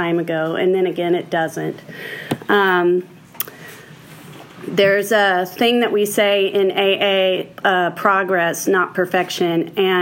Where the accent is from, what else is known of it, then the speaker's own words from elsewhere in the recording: Houston, Texas, United States; I was born in Houston, Texas.